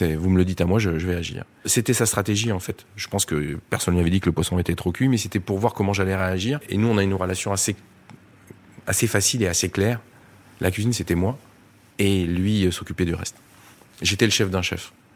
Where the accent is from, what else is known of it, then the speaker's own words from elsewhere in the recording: Drôme, Auvergne-Rhône-Alpes, France; je suis né dans la Drôme